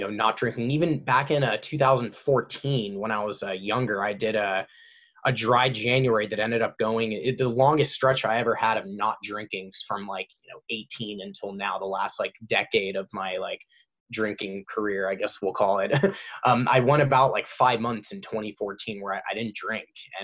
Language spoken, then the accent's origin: English; Orange County, California, United States; I grew up in Orange County, so I have like all my friends around here